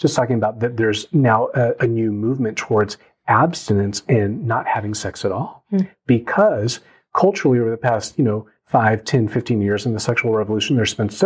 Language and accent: English; United States; I'm Korean American, I'm a pastor, I'm a dad, I'm a brother.